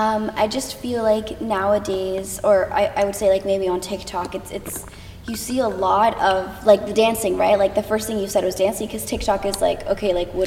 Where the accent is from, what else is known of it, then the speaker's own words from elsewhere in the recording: Connecticut, United States; now in Los Angeles, United States; I'm from Connecticut.